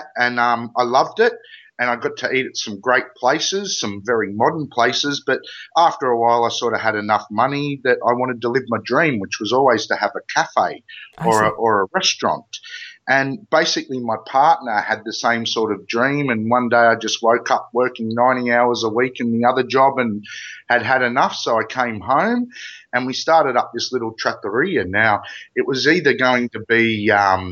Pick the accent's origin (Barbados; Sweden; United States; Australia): Australia; accent: Ocker; I'm about as Australian as they come